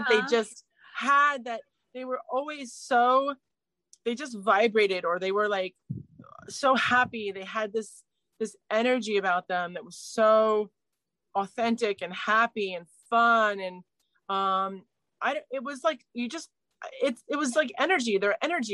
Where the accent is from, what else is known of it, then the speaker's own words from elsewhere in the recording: New Jersey, United States; moved away as an adult; also born or lived in New York City; now in London, United Kingdom; raised in New Jersey